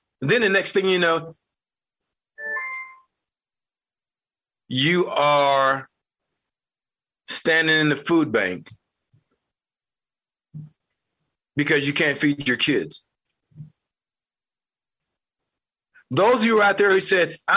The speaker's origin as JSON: {"language": "English", "country": "United States", "said": "As an American, born and bred"}